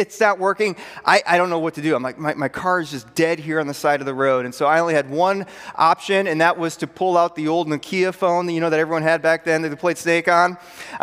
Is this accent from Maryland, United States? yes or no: no; Pearl City, Illinois, United States; moved away; I went to high school in a rural northwest Illinois town called Pearl City, Illinois. You're wondering, well, how rural is it? Here's how rural it is. My hometown was 800 people